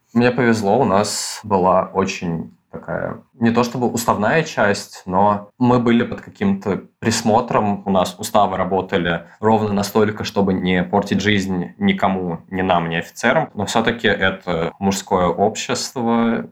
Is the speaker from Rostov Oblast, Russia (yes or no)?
no; Moscow, Russia; Я родился и вырос в Москве